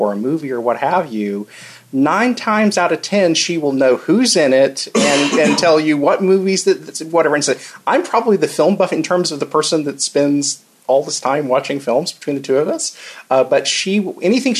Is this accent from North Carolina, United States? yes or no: no; Sand Springs, Oklahoma, United States; moved away as an adult; also born or lived in Norman, Oklahoma; I grew up in a little town called Sand Springs, just outside of Tulsa, Oklahoma.